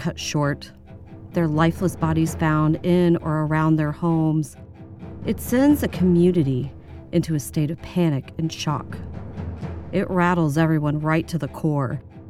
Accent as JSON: {"language": "English", "town": "Baytown", "region": "Texas", "country": "United States", "tie": "born or raised there", "said": "my hometown, Baytown, Texas"}